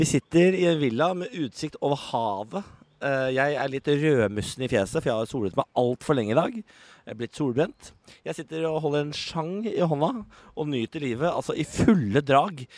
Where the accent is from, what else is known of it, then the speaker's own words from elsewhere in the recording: Norway; hjemme i Norge